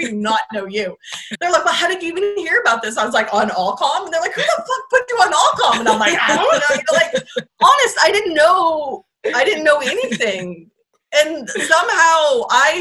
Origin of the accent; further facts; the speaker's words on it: Bay Area, California, United States; I grew up in the Bay Area.